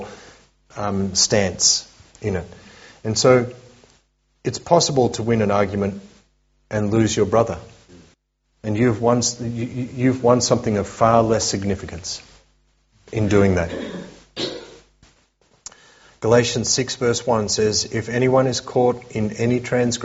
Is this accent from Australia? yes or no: yes; Australia; as we Aussies